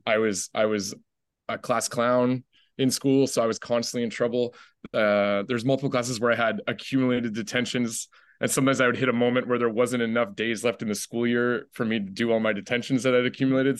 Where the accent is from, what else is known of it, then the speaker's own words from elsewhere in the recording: Ottawa, Ontario, Canada; I'm, like, the only one in my family that grew up in the city. Uh, when I was five, my mom and I moved to the capital, to Ottawa.